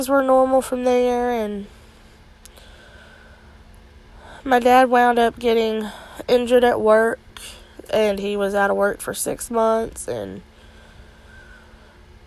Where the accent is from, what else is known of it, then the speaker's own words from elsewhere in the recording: Altavista, Virginia, United States; I am from Alta Vista, Virginia